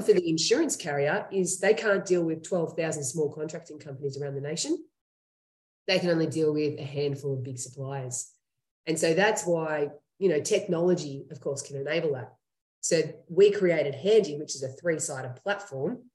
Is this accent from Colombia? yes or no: no; Australia; accent: Australian; moved away as an adult; now in Henderson, United States; that's where I'm from, um, as you can hear in my accent.